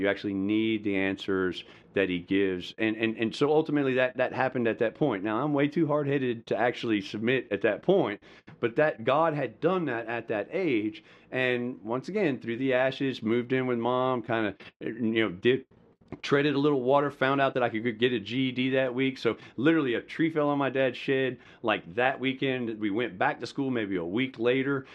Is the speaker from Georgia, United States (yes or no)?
yes; Madison County, Georgia, United States; also born or lived in Hollywood, Florida / Slidell, Louisiana; we moved here when I was in seventh grade. So from seventh grade to, you know, graduating, I was here in Madison County, which is a rural place in the state of Georgia, and that's where I say I actually grew up